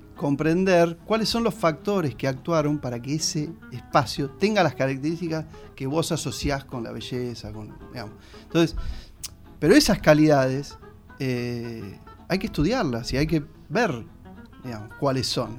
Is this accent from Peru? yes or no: no; Argentina; como gilenses, como argentinos, como americanos